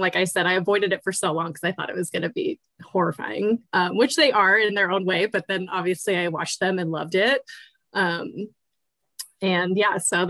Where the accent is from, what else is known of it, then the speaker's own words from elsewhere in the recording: Northern California, United States; I'm from Northern California. Born and raised here